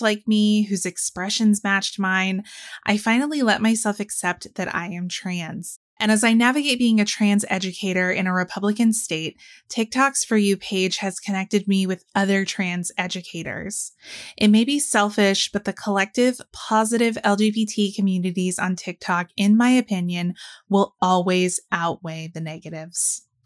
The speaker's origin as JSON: {"language": "English", "region": "Georgia", "country": "United States", "said": "my home state of Georgia"}